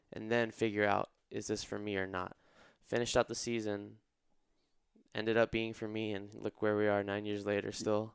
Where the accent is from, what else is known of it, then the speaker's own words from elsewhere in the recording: Irvine, California, United States; I'm from Irvine originally, so just about twenty minutes away. I'm a local boy